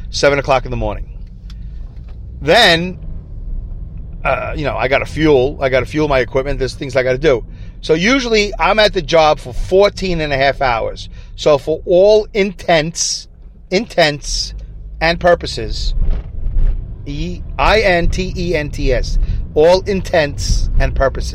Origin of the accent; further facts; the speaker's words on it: New York City, New York, United States; accent: Brooklyn; now in Saugerties, United States; my Brooklyn accent